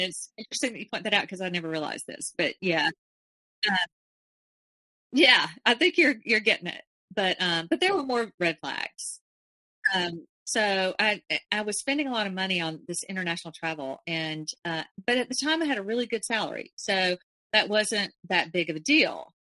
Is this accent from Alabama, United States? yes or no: yes; Alabama, United States; I was from Alabama